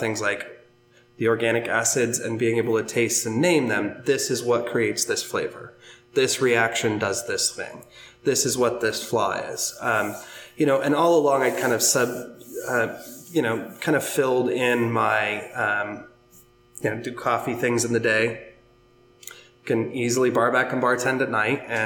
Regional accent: Pacific Northwest, United States; moved away; I'm originally from the Pacific Northwest

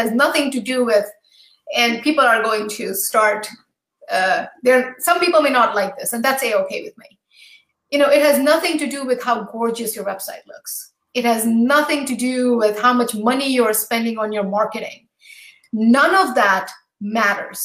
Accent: U.S. Virgin Islands; moved away; also born or lived in New Jersey; I grew up in St. Thomas

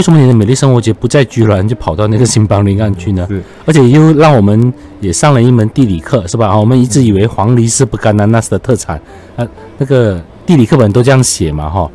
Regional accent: Johor, Malaysia; 我们作为酒后人，常，常觉得我们就会地缘辽阔，嗯。交通不便利

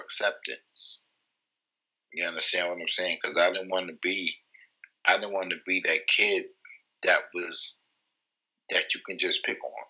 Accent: New York, United States; also born or lived in Titusville, Florida; I'm from Florida. I'm from a town in Florida called Titusville, and I moved up to New York permanently when I was probably like 7, 8 years old

